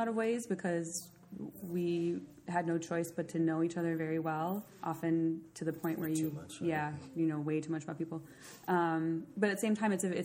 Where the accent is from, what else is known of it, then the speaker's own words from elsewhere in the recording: Bayfield, Wisconsin, United States; moved away as an adult; also born or lived in Santa Fe; now in Washington, D.C., United States; I'm from Bayfield, Wisconsin